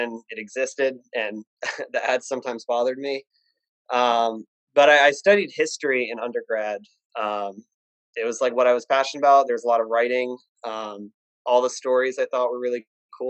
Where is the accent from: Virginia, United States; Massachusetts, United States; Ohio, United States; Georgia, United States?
Virginia, United States; I grew up in Virginia